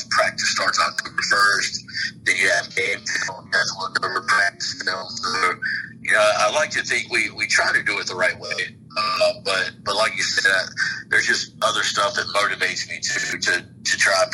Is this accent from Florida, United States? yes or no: no; Leesburg, Georgia, United States; moved away as an adult; also born or lived in Virginia; now in Cuthbert, United States; I was just really excited about being back near my hometown, uh, which is about 45 minutes away